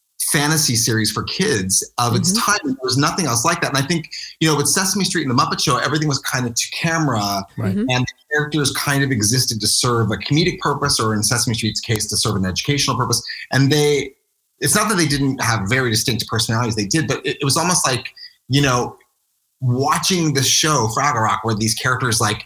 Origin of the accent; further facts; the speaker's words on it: Maple Shade, New Jersey, United States; I grew up in Maple Shade, New Jersey.